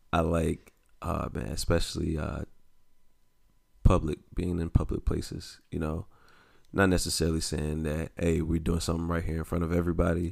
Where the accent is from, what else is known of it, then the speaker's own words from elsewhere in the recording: the South, United States; I grew up in the South